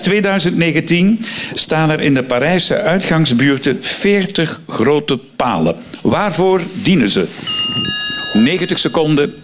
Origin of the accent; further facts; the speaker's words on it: Flanders, Belgium; bij ons in Vlaanderen